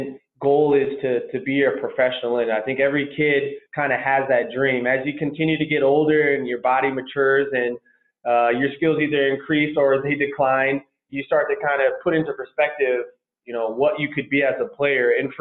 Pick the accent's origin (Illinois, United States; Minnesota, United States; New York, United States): Minnesota, United States; Minneapolis; also born or lived in Colorado; I grew up in Minneapolis, Minnesota, played for Robbinsdale High School